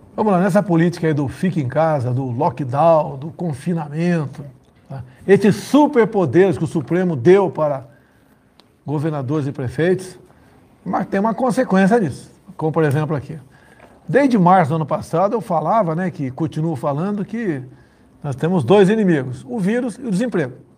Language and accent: Portuguese; Vale do Ribeira, São Paulo, Brazil; moved away; A economia do Vado Ribeira, a minha terra